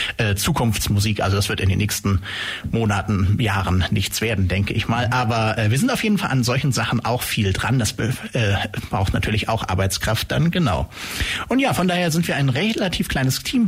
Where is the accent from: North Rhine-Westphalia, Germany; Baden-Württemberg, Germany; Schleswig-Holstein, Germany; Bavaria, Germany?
Baden-Württemberg, Germany; Langenau; also born or lived in Hamburg / Stuttgart; geboren in Hamburg, aber hier in der Ulmer Gegend aufgewachsen, eigentlich mehr oder weniger aus Langenau